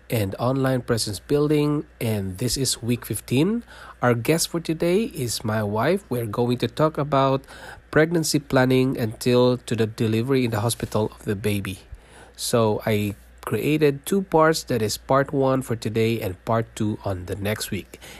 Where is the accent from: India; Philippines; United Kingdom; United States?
Philippines; moved away as an adult; also born or lived in Singapore / North York, Ontario, Canada; now in Toronto, Canada; I was born in Philippines. I'm a Filipino, and I worked in Singapore for five years, leaving my family behind in Philippines, and then we decided to immigrate to Canada and became a Canadian citizen.